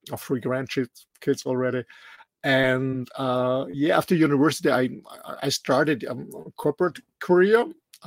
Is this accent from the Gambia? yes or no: no; Austria; English is a second language; moved away as an adult; also born or lived in Mallorca; I'm raised and born in a small country in the middle of Europe, in Austria